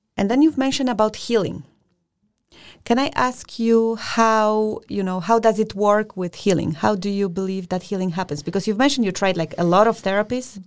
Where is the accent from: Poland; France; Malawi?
Poland; now in Denmark; I'm from Poland